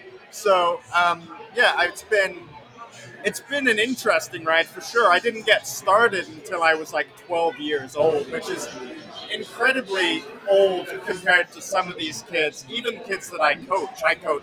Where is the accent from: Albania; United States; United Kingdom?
United Kingdom; England; also born or lived in Slough; I was born around London in a town called Slough, which is the world's most attractive name for a town. But then very quickly moved to basically the middle of nowhere country in England.